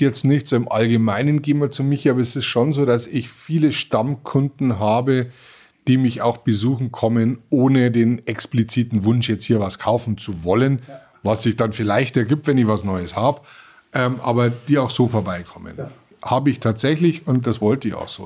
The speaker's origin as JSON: {"language": "German", "country": "Germany", "said": "bei uns in Deutschland"}